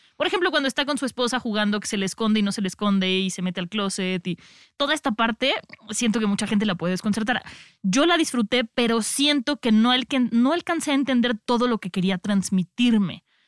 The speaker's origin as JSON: {"language": "Spanish", "country": "Mexico", "said": "nosotros como mexicanos"}